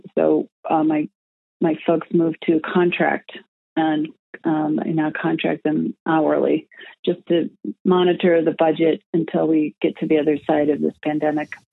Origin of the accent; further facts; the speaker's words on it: Madison, Wisconsin, United States; moved away as an adult; now in Minneapolis–St. Paul, United States; I was raised in Wisconsin, the Madison area, Madison, Wisconsin area, and moved to the Twin Cities about 20 years ago.